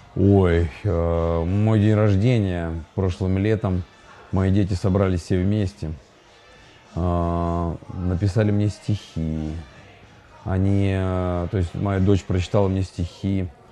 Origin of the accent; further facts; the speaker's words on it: Urals, Russia; moved away as an adult; now in Ukraine; мы родились на Урале, как говорится, с моим коллегой Евгением